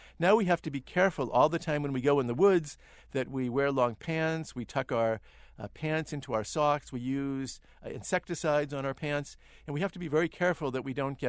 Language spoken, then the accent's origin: English; Boston, Massachusetts, United States; So when I was growing up in New England, in the Boston area, I used to think that we had the most wonderful climate